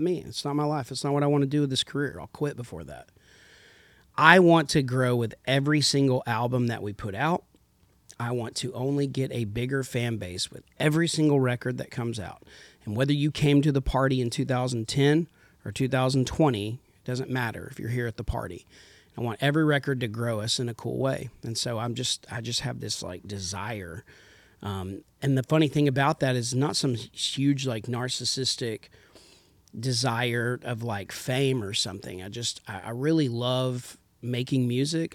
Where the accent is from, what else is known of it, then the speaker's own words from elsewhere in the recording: Idalou, Texas, United States; also born or lived in Lubbock, Texas; I grew up in Texas